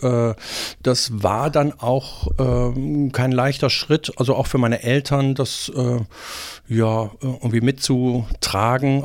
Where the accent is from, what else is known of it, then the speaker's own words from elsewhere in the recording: Remscheid, North Rhine-Westphalia, Germany; moved away as an adult; also born or lived in Bonn / Tübingen; in Remscheid geboren. Äh, keine sehr schöne Stadt